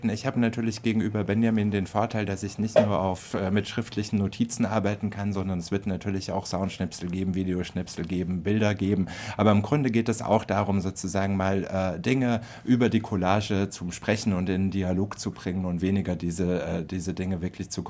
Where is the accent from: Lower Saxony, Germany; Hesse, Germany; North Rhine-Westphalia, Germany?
Hesse, Germany; Frankfurt; Und äh, ich bin ja aus Frankfurt und halte das deshalb natürlich mit Adorno